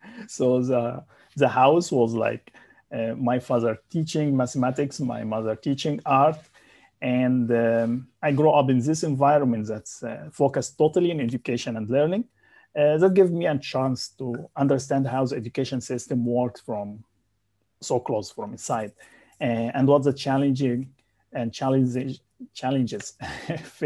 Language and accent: English; Egypt; moved away as an adult; also born or lived in Saudi Arabia; now in Malaysia; I'm from Egypt